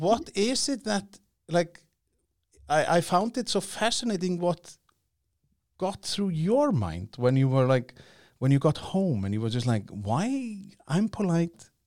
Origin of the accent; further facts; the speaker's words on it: Iceland; I come from Iceland